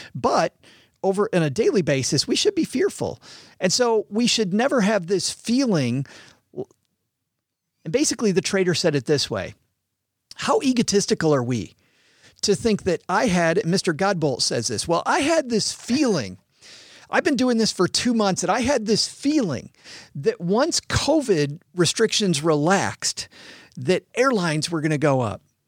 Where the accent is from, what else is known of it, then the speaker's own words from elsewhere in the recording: West Michigan, United States; now in Detroit, United States; I grew up in West Michigan, which is farmland.